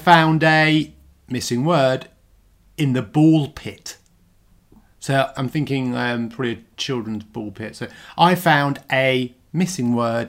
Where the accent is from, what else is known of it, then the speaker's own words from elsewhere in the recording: Southend-on-Sea, East of England, United Kingdom; moved away; also born or lived in London; I was born in Southend.